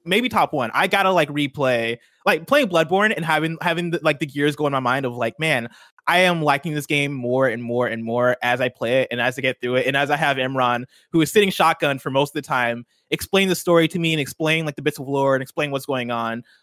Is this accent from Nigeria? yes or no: yes; Nigeria; I'm Nigerian